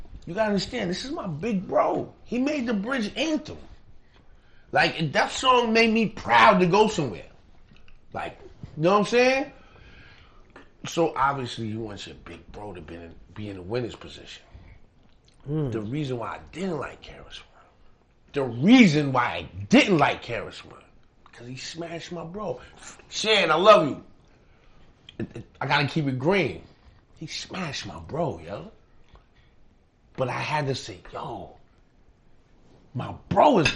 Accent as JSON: {"language": "English", "town": "New York City", "region": "New York", "country": "United States", "said": "I'm from Queens"}